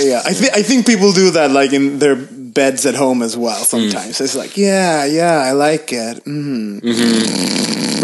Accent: Gothenburg, Västra Götaland, Sweden; moved away; Gothenburg, my hometown

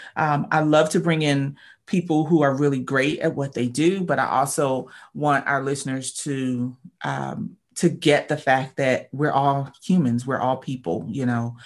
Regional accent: Philadelphia, Pennsylvania, United States; moved away; I'm from Philadelphia originally.

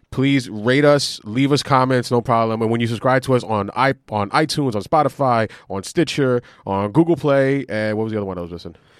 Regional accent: New York City, New York, United States; we're from Queens

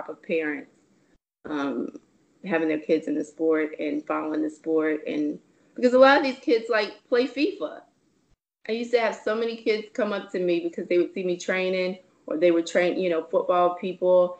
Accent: South Carolina, United States; moved away; also born or lived in Atlanta; I used to live there. I'm originally from South Carolina.

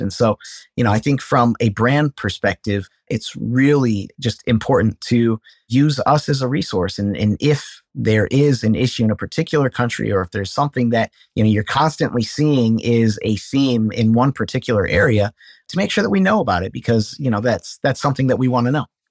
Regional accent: Cedar Falls, Iowa, United States; I was born and raised in Cedar Falls, Iowa

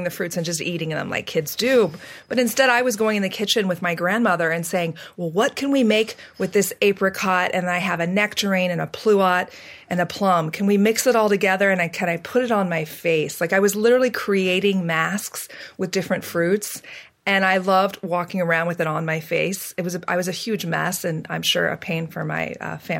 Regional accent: Central Valley, California, United States; I was born and raised in California, and I was raised and you know, bred basically in the farm belt of California. It's the Central Valley

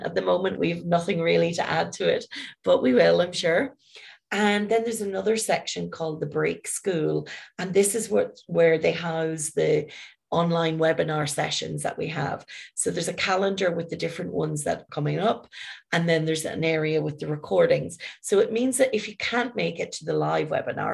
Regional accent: Ireland; I'm from Ireland

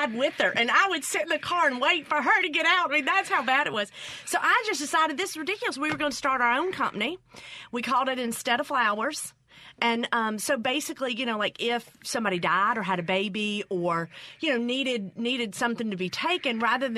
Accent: Mississippi Delta, United States; moved away; also born or lived in Memphis, Tennessee; I grew up in the Delta, and my parents ended up divorced, and we moved to Memphis

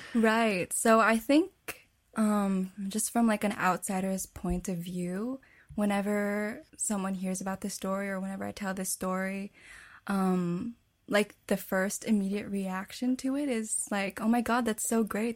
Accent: Winnipeg, Manitoba, Canada; I was born and raised in Winnipeg, Canada, to a Filipino family

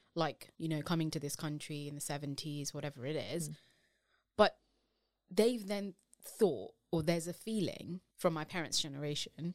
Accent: United Kingdom; as British Asian women

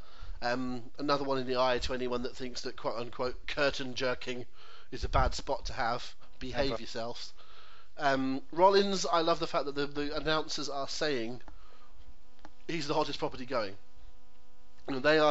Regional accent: United Kingdom; as a British public

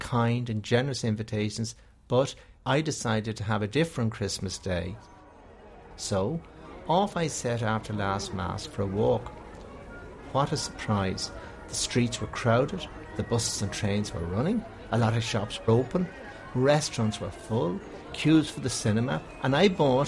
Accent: Bray, Leinster, Ireland; I was born in Bray in County Wicklow into a very traditional Catholic family

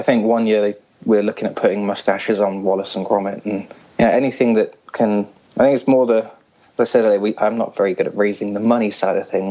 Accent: Hong Kong; now in England; originally I'm from Hong Kong.

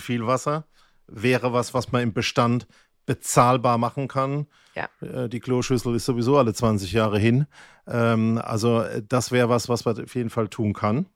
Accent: Germany; ich bin ja Kurpfälzer

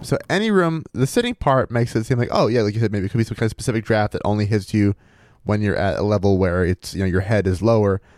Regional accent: central Maine, United States; growing up in Maine

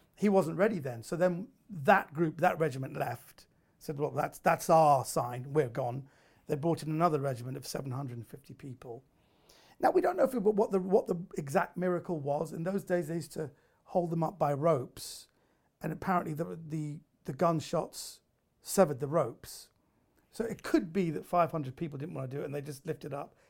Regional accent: United Kingdom; I was raised in Britain. I'm a I'm a second generation uh, Iranian

